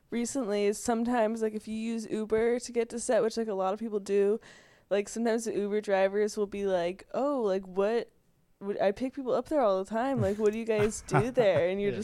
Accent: Pennsylvania, United States; I'm from Pennsylvania.

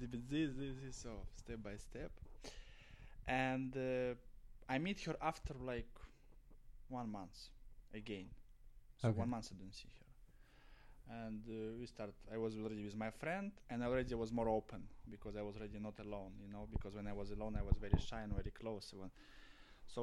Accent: Saint Petersburg, Russia; English is a second language; moved away; I'm from St. Petersburg

